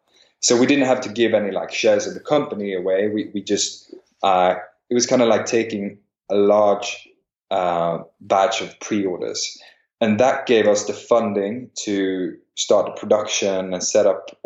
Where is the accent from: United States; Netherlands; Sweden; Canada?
Sweden; Stockholm, Stockholm County; also born or lived in St Andrews, Scotland; I'm born and raised in Stockholm.